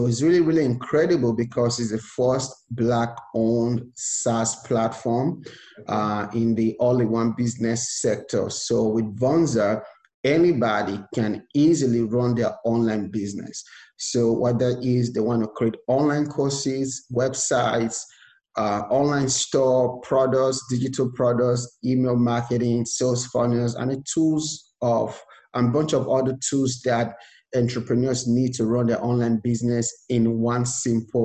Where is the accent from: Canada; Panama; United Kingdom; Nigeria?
Nigeria; moved away as an adult; now in United States; I was born and raised in Nigeria, and I came to America with just $100 to my name